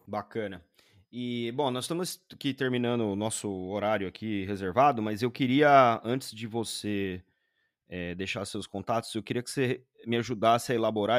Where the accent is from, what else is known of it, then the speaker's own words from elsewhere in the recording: Brazil; moved away as an adult; Mesmo sendo brasileiro, mesmo trabalhando no mercado financeiro há 20 e tralala anos